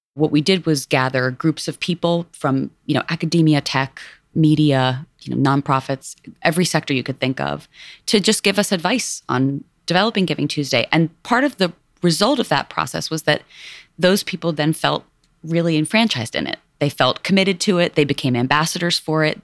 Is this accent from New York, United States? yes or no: yes; New York, United States; born or raised there; also born or lived in India